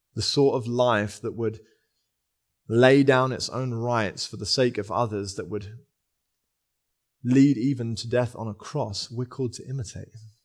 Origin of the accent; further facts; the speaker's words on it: England, United Kingdom; also born or lived in London; we're English